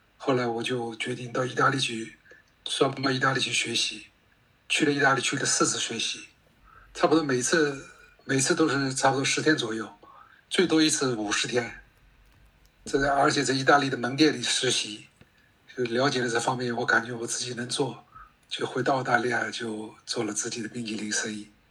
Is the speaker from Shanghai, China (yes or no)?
yes; Shanghai, China; now in Australia; 我小的时候在上海